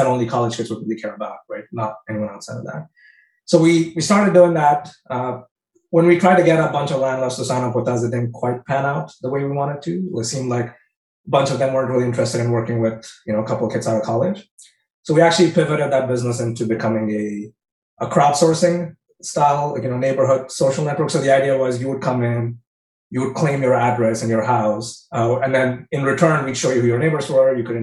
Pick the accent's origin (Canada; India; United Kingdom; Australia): India; moved away; also born or lived in Michigan; growing up in India, we never really had entrepreneurship on our career paths